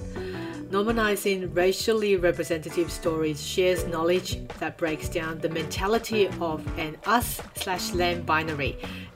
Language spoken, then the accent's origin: English; Sydney, New South Wales, Australia; As an Asian growing up in Australia